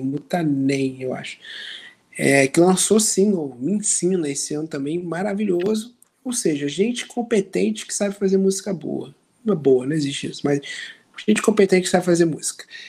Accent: Rio de Janeiro, Brazil; impossível ser mais carioca que a gente

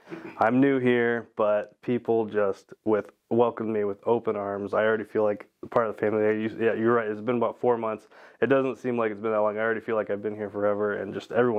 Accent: Norwalk, Iowa, United States; moved away as an adult; also born or lived in Florida / Colorado; I'm from Iowa. I graduated from Norwalk High School. I went to school pretty much the entire time there

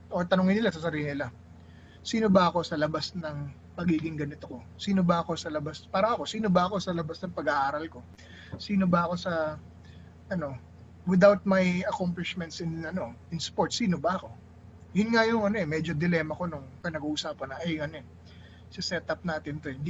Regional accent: Ilocos Region, Philippines; Kunwari, ako, Ilocano. Ilocano ako. Ilocano ako.

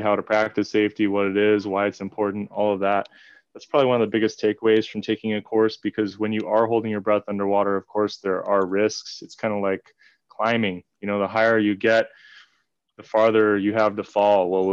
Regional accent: Southern California, United States; now in Hawaii, United States; I'm from Southern California

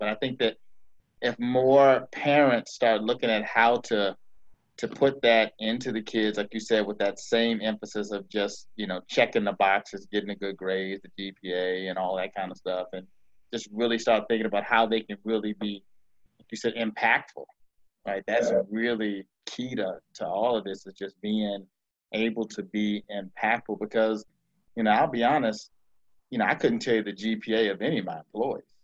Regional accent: Arlington County, Virginia, United States; born or raised there

